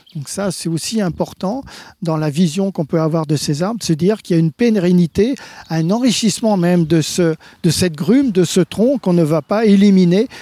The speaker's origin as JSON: {"language": "French", "country": "France", "said": "chez nous en France"}